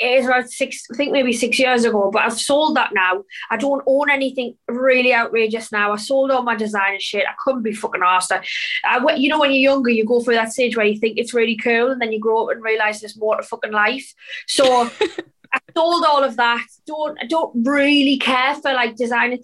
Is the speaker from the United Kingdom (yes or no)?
yes; Sunderland, North East England, United Kingdom; my hometown, Sunderland, which is pretty small